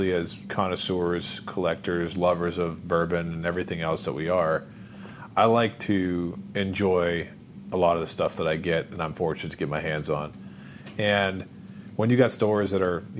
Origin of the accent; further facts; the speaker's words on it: Ohio, United States; moved away; I'm an Ohio boy and, you know, born and raised in Ohio